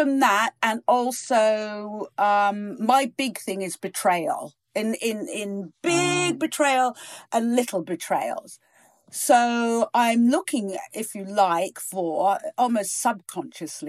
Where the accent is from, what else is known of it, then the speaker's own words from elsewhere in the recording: Virginia Water, South East England, United Kingdom; also born or lived in East Africa / Norfolk; where I grew up in Virginia Water